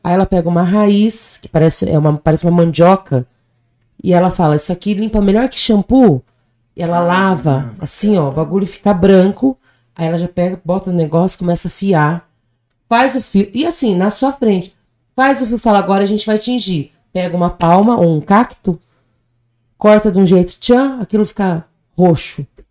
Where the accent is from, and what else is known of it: Brazil; also born or lived in Colombia